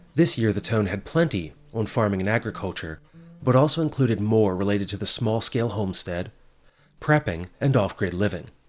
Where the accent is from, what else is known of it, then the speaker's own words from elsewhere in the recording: Hagerstown, Maryland, United States; my hometown of Hagerstown